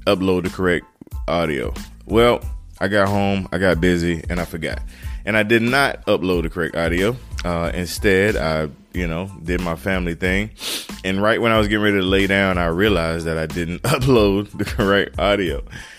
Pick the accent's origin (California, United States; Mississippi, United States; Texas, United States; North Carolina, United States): North Carolina, United States; Turkey; moved away as an adult; now in Greenville, South Carolina, United States; from a little town called Turkey, North Carolina